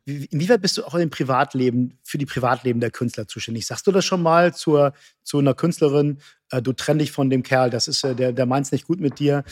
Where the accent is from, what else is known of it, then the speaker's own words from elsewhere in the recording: Hamburg, Germany; now in Cologne, Germany; Ich bin Hamburger